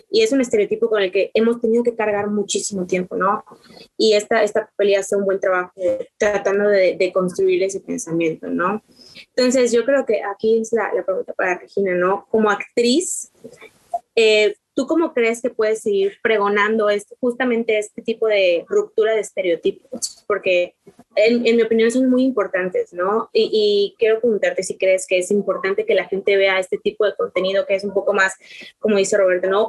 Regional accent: Quintana Roo, Mexico; yo soy de Quintana Roo

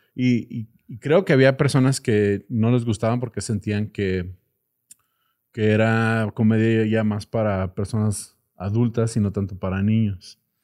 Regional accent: United States; now in Mexico; mi infancia en Estados Unidos

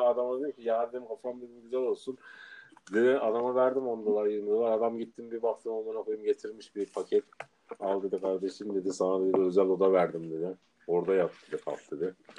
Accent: Adana, Turkey; moved away as an adult; Adana'dan gelmişim. Sosyete ortamında yetişmişim

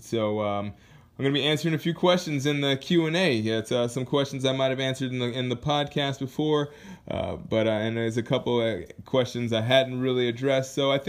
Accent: Anchorage, Alaska, United States; I am from Alaska, Anchorage, Alaska. I went to high school in Anchorage, Alaska. From there, I moved around a lot because I was a military brat, but I ended up going to high school in Alaska, so I call that home

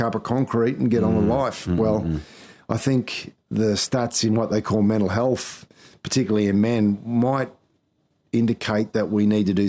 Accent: Townsville, Queensland, Australia; also born or lived in Thursday Island; I grew up in Townsville.

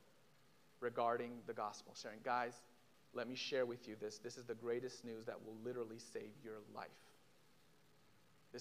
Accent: Israel; moved away; I'm from Israel. I'm from a Jewish background

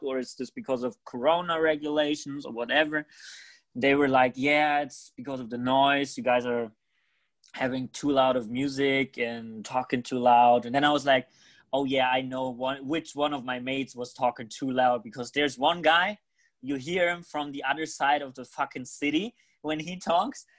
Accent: Germany; in germany we're not used to having parties like

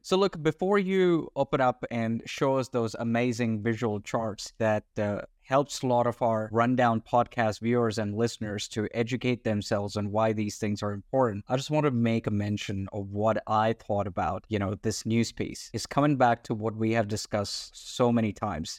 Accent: Australia; I'm an Australian citizen.

